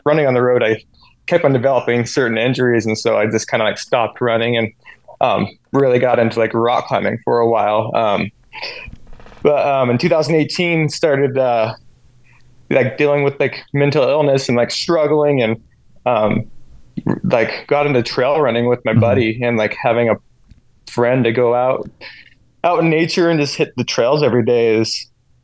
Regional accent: Ogden, Utah, United States; moved away as an adult; now in North Carolina, United States; I'm originally from Ogden, Utah

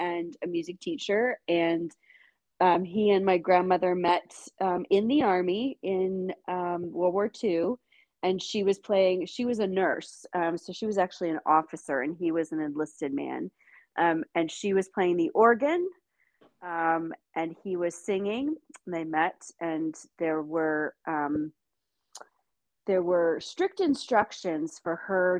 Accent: Winchester, Virginia, United States; I'm from Winchester originally. I'm part of the community. I went to school there

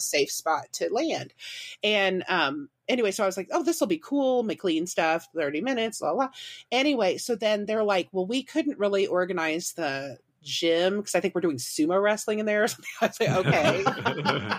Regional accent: Warrensburg, Missouri, United States; I actually went to school there, U C M, University of Central Missouri

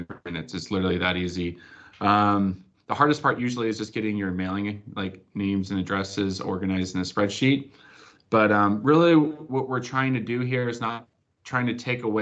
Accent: California, United States; also born or lived in Arizona; I grew up like in California

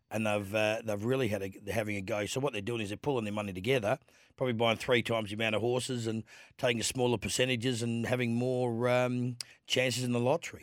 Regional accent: Adelaide, South Australia, Australia; kid growing up in Adelaide

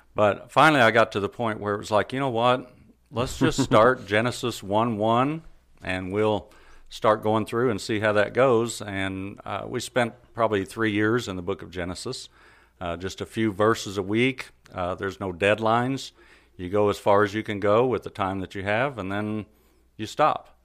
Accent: Carthage, United States; I was born here in Carthage, uh, pretty much raised in the church.

